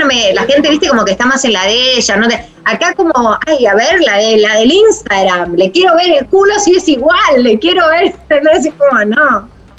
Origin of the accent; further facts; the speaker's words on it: San Martín, Buenos Aires Province, Argentina; no me da vergüenza decir que, soy San Martín, no me da vergüenza que soy, decir que soy de José Luis